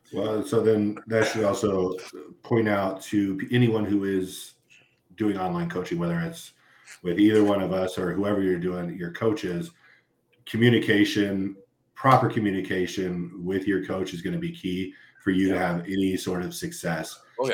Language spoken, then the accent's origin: English; LA County, Southern California, United States; moved away; I came from Southern California, so I grew up in uh, the LA County area